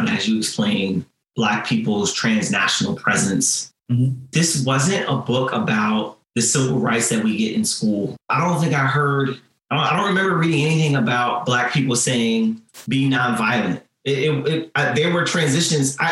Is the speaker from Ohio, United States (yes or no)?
no; New Jersey, United States; now in San Antonio, United States; I grew up in New Jersey